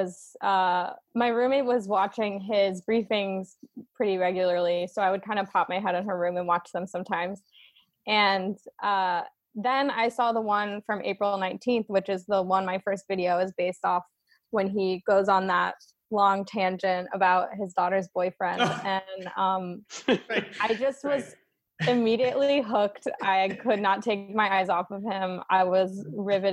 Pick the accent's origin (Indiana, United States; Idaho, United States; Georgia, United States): Georgia, United States; Atlanta; My parents are from Utica, but I'm from Atlanta. I was born and raised there.